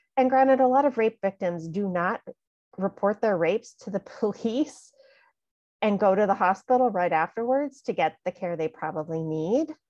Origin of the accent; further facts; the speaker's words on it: California, United States; in high school, growing up in California